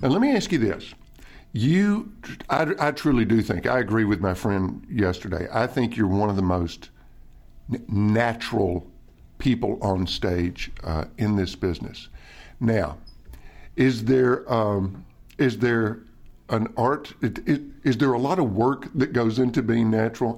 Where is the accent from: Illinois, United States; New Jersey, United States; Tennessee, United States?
Tennessee, United States; Nashville; my hometown, Nashville, Tennessee